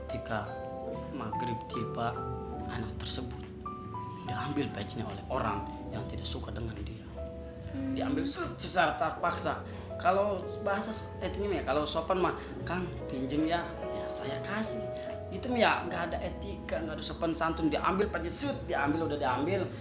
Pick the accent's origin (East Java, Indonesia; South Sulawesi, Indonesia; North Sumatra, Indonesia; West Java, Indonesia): West Java, Indonesia; Bandung; ditanya orang mana sih saya jawab orang Bandung